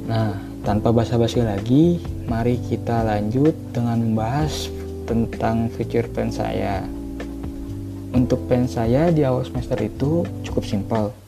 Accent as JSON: {"language": "Indonesian", "area": "Kampung Serdangkuring, Way Kanan Regency", "region": "Lampung", "country": "Indonesia", "said": "Saya berasal dari Lampung yang tepatnya berada di Kampung Serdangkuring, Kabupaten Waikanan"}